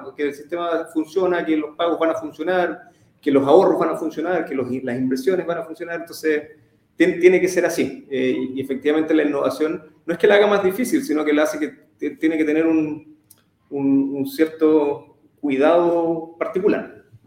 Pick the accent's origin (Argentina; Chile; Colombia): Chile; Temuco, Araucanía; moved away as an adult; now in Santiago, Chile; nací en Temuco hace 34 años ya eh, estudié el colegio allá, me, vine después a los 17